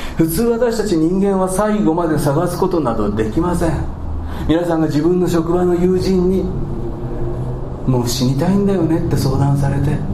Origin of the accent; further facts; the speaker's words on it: Kansai, Japan; accent: Kansai dialect; 関西弁スイッチが入ってしまいましたけども